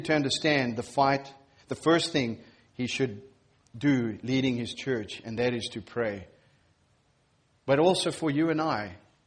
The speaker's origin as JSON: {"language": "English", "country": "Zimbabwe", "moved": "yes", "said": "I'm from Zimbabwe"}